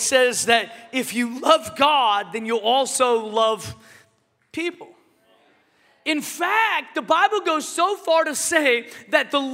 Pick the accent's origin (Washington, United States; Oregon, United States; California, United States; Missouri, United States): Washington, United States; Seattle; moved away; I'm from Seattle originally